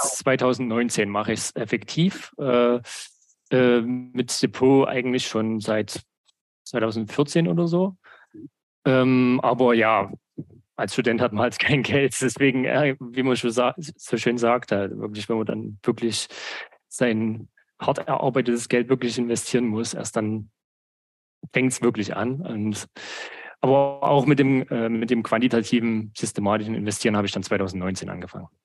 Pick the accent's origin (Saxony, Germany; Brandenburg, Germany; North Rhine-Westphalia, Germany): Saxony, Germany; ich komme aus Sachsen, habe in Sachsen äh, studiert und arbeite auch immer noch in Sachsen. Also ich habe eigentlich meine Heimat nie verlassen